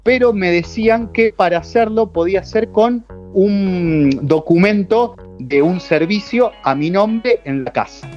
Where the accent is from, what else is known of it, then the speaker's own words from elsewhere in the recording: Leones, Córdoba, Argentina; moved away as an adult; now in Madrid, Spain; En mi ciudad, yo soy de Leones, al sudeste de la provincia de Córdoba